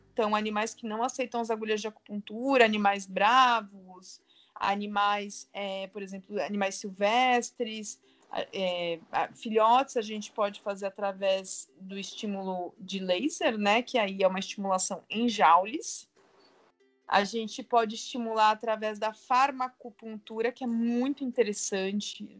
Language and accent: Portuguese; Santos, São Paulo, Brazil; Eu sou de Santos